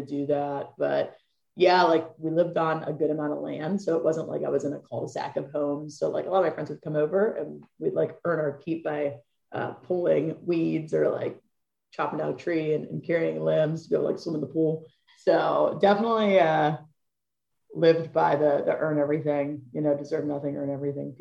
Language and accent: English; Butler, Pennsylvania, United States; I grew up in Butler, Pennsylvania